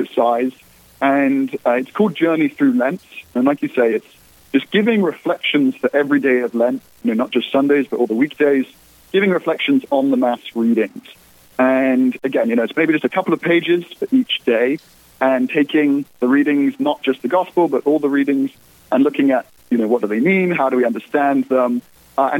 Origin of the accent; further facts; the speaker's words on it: England, United Kingdom; moved away as an adult; now in Steubenville, United States; As you can probably tell from the sound of my voice, I originally hail from across the pond, from the United Kingdom